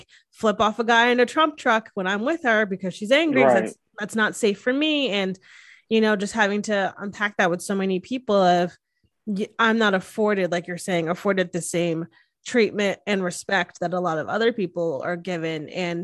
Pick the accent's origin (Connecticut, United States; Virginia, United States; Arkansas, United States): Connecticut, United States; Hamden; moved away; theater was so big in Hamden where we grew up